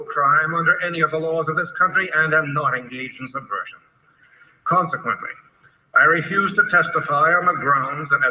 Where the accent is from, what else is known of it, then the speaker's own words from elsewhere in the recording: New York City, New York, United States; also born or lived in Moscow, USSR; I was born in New York City on June 4th, 1917.